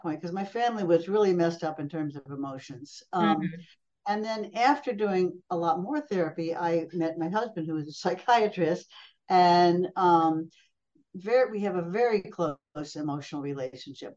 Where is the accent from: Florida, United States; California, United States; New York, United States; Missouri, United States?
New York, United States; Pelham; moved away as an adult; also born or lived in Brazil; I grew up outside New York City a long time ago in a small town called Pelham